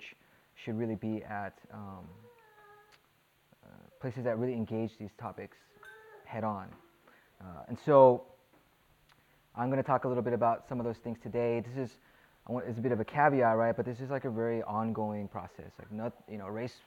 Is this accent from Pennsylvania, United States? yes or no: no; suburbs of Los Angeles, Southern California, United States; moved away as an adult; now in Chicago, United States; I grew up in Southern California in near LA, the suburbs